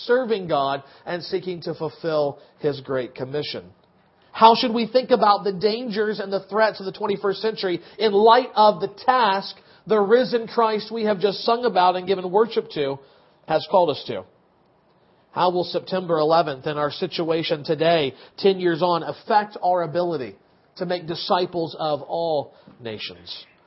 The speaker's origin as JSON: {"language": "English", "country": "United States", "said": "as an American"}